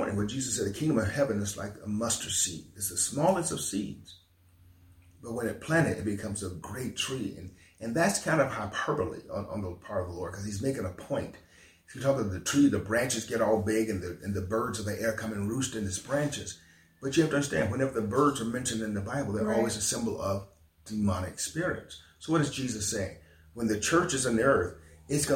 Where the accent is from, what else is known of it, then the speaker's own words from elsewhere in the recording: Selma, Alabama, United States; my hometown of Selma, not just for the state of Alabama